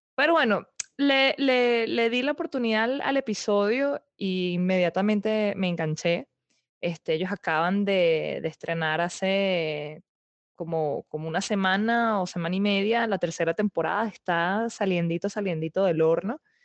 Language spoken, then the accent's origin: Spanish; Venezuela; moved away; yo soy muy venezolana